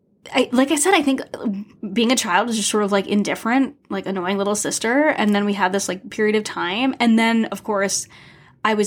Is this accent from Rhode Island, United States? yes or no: yes; Rhode Island, United States; moved away as an adult; also born or lived in Toronto; But no, I'm from Rhode Island, small state with the longest name.